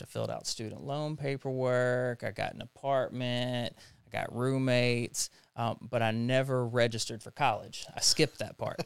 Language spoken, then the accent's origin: English; Jackson, Tennessee, United States; also born or lived in Knoxville, Tennessee; I'm from Jackson, Tennessee. Uh, it's where all my family is, kinda born and raised there